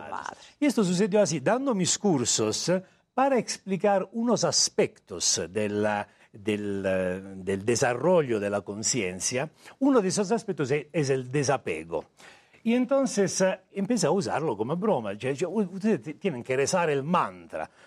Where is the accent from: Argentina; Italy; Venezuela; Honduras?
Italy; Spanish is a second language; moved away as an adult; also born or lived in India; now in Mexico; Soy italiano de nacimiento